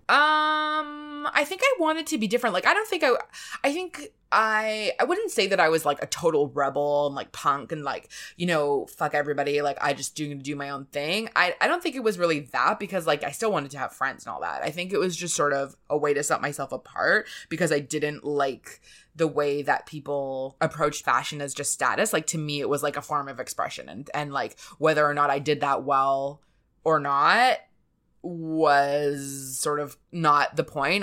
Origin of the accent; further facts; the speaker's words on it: Canada; moved away as an adult; also born or lived in New York; being a Canadian in New York